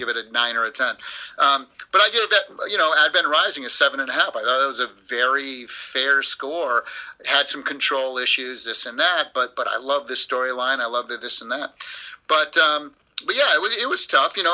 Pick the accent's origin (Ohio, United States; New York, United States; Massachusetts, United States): Massachusetts, United States; Springfield; now in Southern California, United States; I grew up in Springfield, Massachusetts